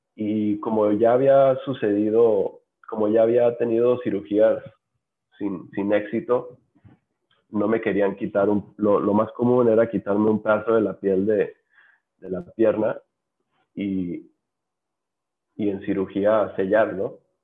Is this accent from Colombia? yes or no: no; Los Cabos, Baja California Sur, Mexico; en Los Cabos, que es de donde soy originario